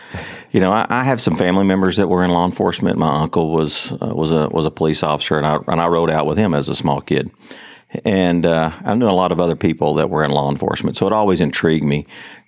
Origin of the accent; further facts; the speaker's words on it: Fort Worth, Texas, United States; also born or lived in Everman, Texas; I was born in Fort Worth, Texas.